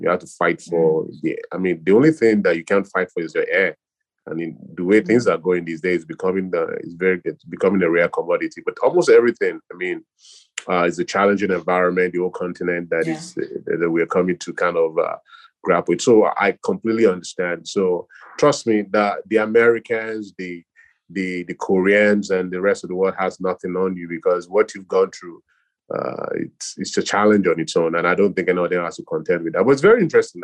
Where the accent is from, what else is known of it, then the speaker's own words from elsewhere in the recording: Nigeria; now in United States; born and raised in Nigeria